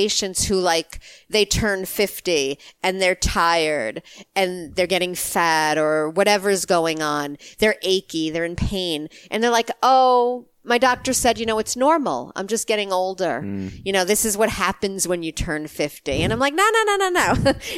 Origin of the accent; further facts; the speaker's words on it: New York, United States; I grew up in New York